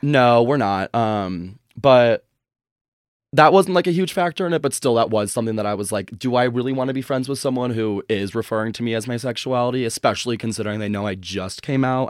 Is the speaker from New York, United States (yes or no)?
no; a suburb outside of Chicago, Illinois, United States; moved away as an adult; also born or lived in Boulder, Colorado; I grew up in a suburb outside of Chicago